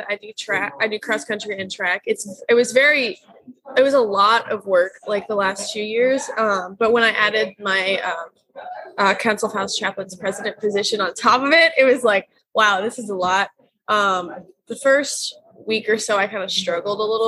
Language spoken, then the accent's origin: English; St. Louis, Missouri, United States; I'm from St. Louis